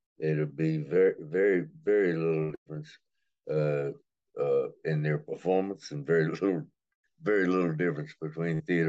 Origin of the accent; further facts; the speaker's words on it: Alexandria, Louisiana, United States; moved away as an adult; also born or lived in Berea, Kentucky; I was born in Alexandria at Baptist Hospital on the Red River. And I went to Bolton High School